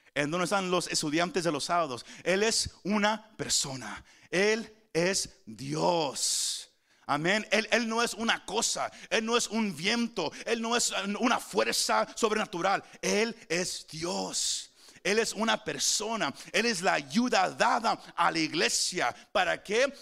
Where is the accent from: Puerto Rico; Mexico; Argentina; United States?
Mexico; Somos mexicanos